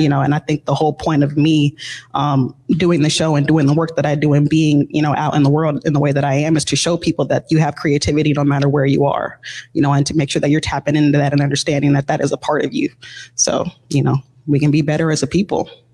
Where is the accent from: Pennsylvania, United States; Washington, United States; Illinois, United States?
Washington, United States; Seattle; growing up in Seattle, it's a very artistic, you know, area